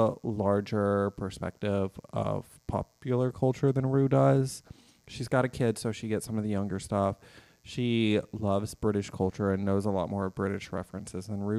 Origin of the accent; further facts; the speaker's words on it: Alabama, United States; I'm from Alabama